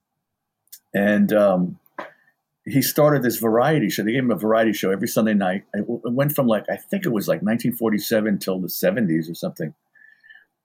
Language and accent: English; New York City, New York, United States; also born or lived in Flushing, Queens; I grew up in the Bronx, right? And I lived there until I was like 13. Then we moved to Queens